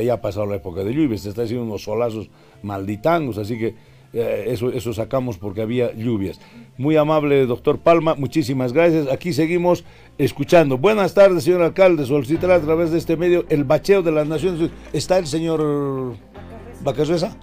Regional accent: La Paz, Bolivia; also born or lived in Vallegrande; nací en La Paz, en la maternidad 18 de mayo

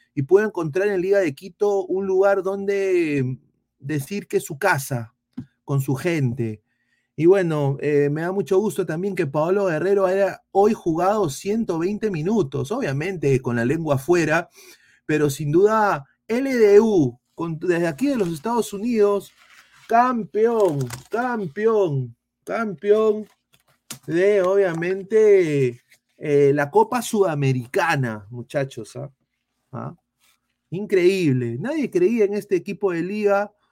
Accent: Peru; yo como peruano, yo como periodista internacional

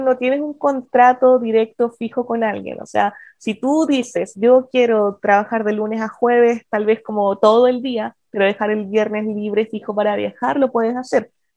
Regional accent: Chile; moved away as an adult; also born or lived in Germany; soy chilena, con Working Holiday

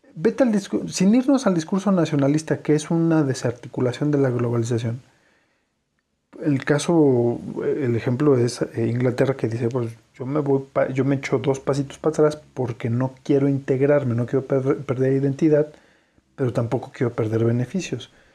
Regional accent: Mexico; somos nosotros los mexicanos

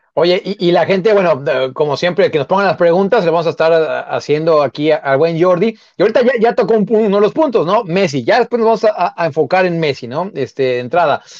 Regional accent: Mexico; nosotros que somos mexicanos

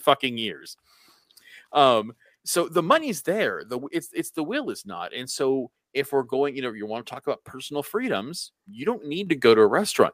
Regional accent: United States; as an American

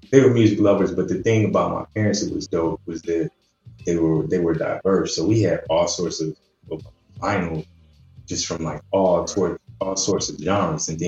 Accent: Cleveland, Ohio, United States; i'm from cleveland man. so a midwestern cat

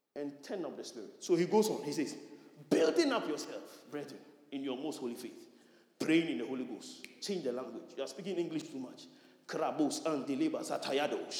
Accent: Nima, Greater Accra, Ghana; I'm a Nima boy

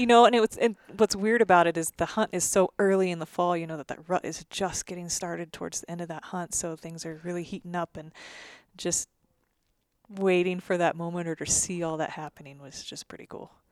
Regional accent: Oregon, United States; Growing up in Oregon, you had Rocky Mountain elk and Roosevelt elk

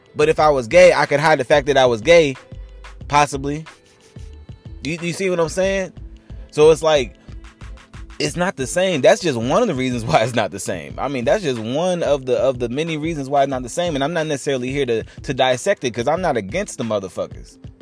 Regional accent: North Carolina, United States; I'm from North Carolina

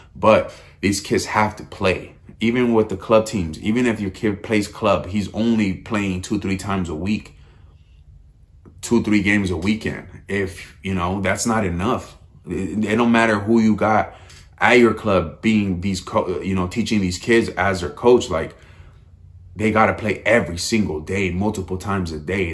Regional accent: United States; as an American

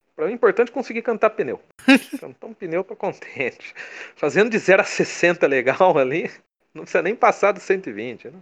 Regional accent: Brazil; accent: caipira; meu sotaque caipira

